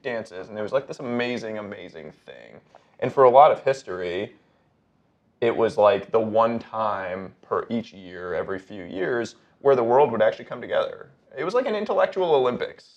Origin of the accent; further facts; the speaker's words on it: Montreal, Quebec, Canada; growing up in Montreal